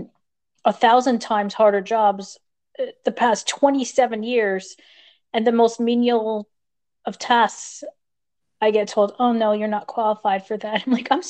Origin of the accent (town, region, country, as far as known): United States; moved away